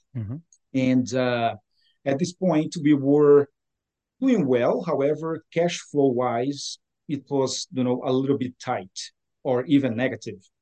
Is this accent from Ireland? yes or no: no; Brazil; moved away as an adult; now in Ottawa, Canada; I was born in Brazil, uh, so South America, hmm. and uh, I came to Canada 20, uh, 21 years ago